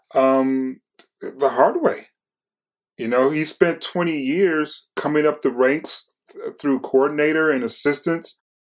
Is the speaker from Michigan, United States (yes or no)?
yes; Detroit, Michigan, United States; I'm from Detroit